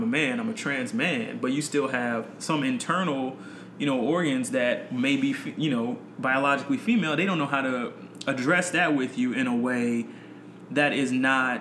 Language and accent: English; North Carolina, United States; moved away as an adult; I grew up in North Carolina